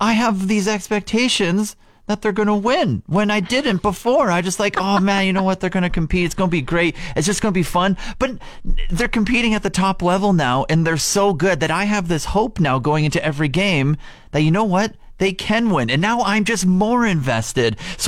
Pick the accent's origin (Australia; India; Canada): Canada; Regina, Saskatchewan; moved away; I grew up in Regina